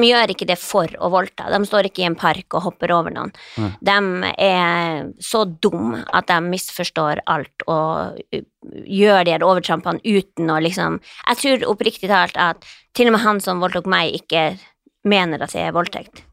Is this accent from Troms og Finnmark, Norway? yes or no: yes; Troms og Finnmark, Norway; moved away; also born or lived in Båtsfjord / Indre Billefjord; jeg er jo fra Finnmark, jeg vokst opp med sånne her grisete ja. ungkarer